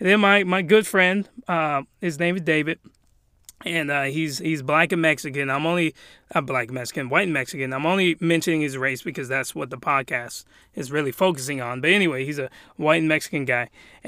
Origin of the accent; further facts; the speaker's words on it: Japan; But let's just say I was raised in Japan.